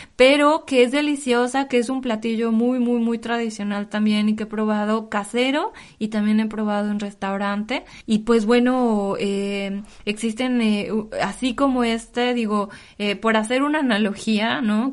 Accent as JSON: {"language": "Spanish", "region": "State of Mexico", "country": "Mexico", "moved": "as an adult", "lives_now": "Paris, France", "said": "de donde yo soy, de, en el Estado de México"}